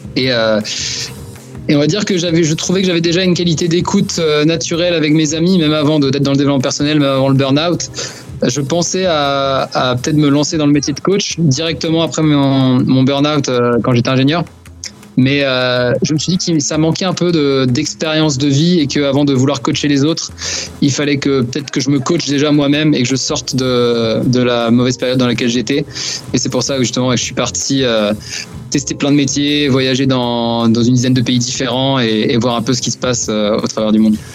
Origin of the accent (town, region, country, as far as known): Brittany, France; moved away as an adult; also born or lived in China